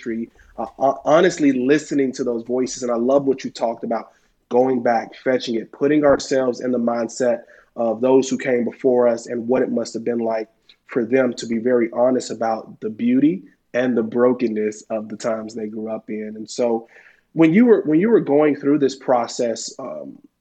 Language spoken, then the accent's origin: English; Birmingham, Alabama, United States; I grew up in Birmingham, Alabama